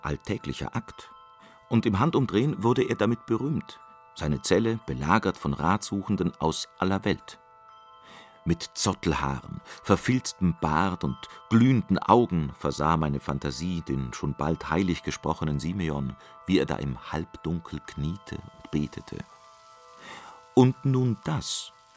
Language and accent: German; Trier, Rhineland-Palatinate, Germany; Aufgewachsen in Trier